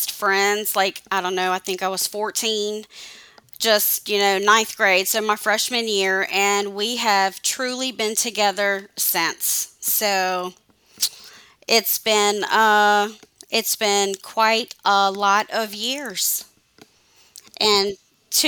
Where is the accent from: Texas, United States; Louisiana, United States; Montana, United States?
Louisiana, United States; Zachary; we grew up in Zachary, which is about 20 minutes north of Baton